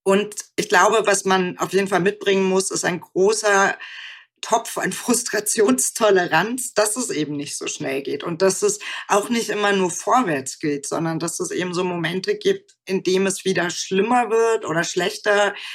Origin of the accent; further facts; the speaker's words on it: West Germany, Germany; also born or lived in Aachen / Münster; wo ich aufgewachsen bin, wo ich zur Schule gegangen bin, sondern eben auch für meine Familie. Deswegen würde ich sagen, es, es sind nicht so große Orte in Westdeutschland gewesen.